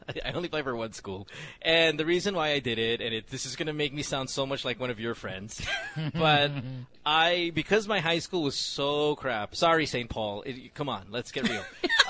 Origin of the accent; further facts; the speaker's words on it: Central Luzon, Philippines; And I'm from Bulacan. I'm driving from Bulacan every single day.